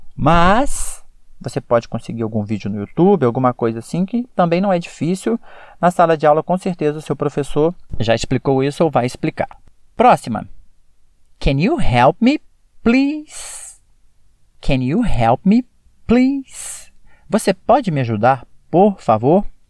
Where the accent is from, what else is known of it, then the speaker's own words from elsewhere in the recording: Brazil; como brasileiro falando